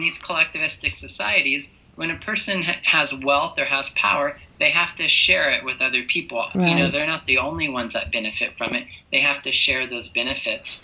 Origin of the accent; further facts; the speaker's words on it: United States; moved away; I grew up in America